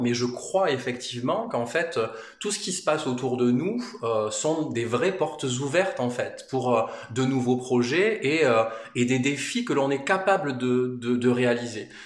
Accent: Manosque, Provence-Alpes-Côte d'Azur, France; on est originaire avec mon épouse de, la région. Enfin moi je suis de Manosque, mais c'est quand même de la de la région

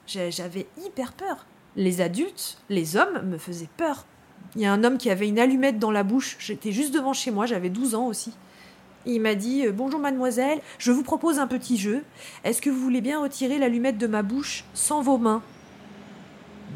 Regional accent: Paris, Île-de-France, France; je suis née à Paris, à l'hôpital Port-Royal

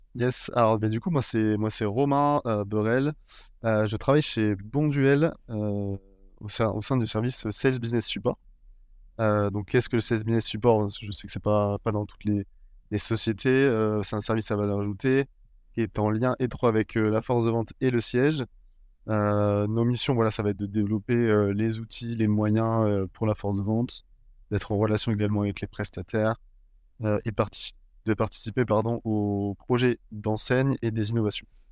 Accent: Bordeaux, Nouvelle-Aquitaine, France; moved away as an adult; now in Lille, France; on m'a proposé de revenir sur ma ville natale et voilà là où j'avais toujours vécu sur Bordeaux

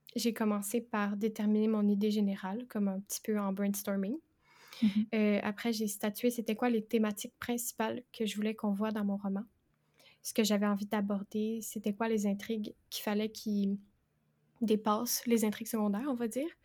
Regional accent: Quebec, Canada; J'ai 22 ans et je suis québécoise.

